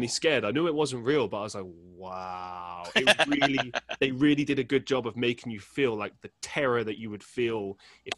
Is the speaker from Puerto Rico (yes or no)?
no; London, United Kingdom; I grew up in London